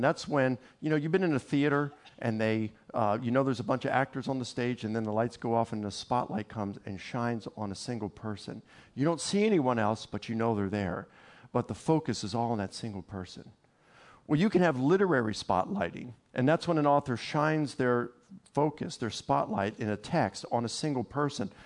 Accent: Baltimore, Maryland, United States; I'm from Baltimore

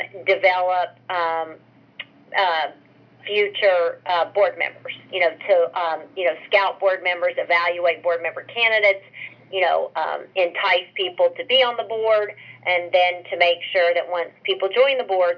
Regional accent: rural West Virginia, United States; We didn't have soccer at all where I grew up in rural West Virginia

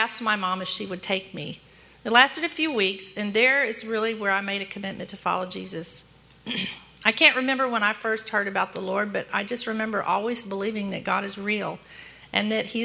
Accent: Dallas, Texas, United States; I was born in Dallas 2 months early

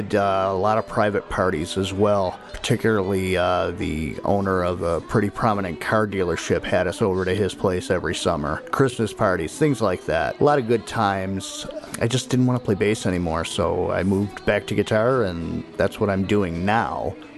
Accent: Niagara Falls, New York, United States; I'm from Niagara Falls, New York.

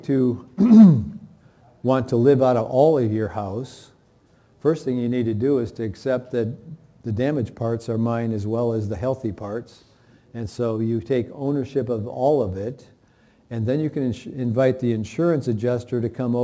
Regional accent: Michigan, United States; I grew up in Michigan where there were tornado seasons

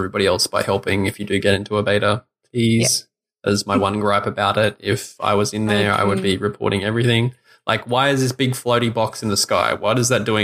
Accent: Australia; as an Australian

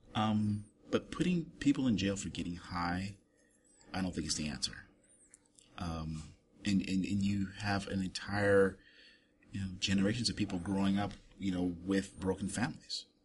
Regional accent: Germany; moved away; I grew up in Germany

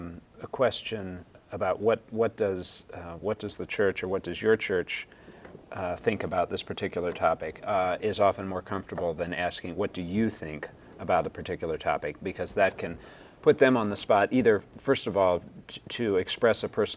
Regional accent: Lancaster, Pennsylvania, United States; moved away as an adult; also born or lived in Indiana; I grew up also in Lancaster, Pennsylvania, had Amish neighbors growing up.

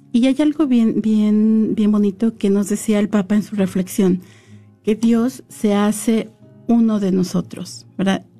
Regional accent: San Luis Potosí, Mexico; moved away; yo soy de México, soy de San Luis Potosí

